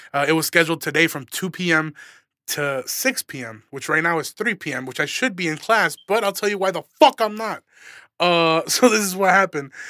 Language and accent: English; Aurora, Illinois, United States; I'm a comedian from Aurora, Illinois.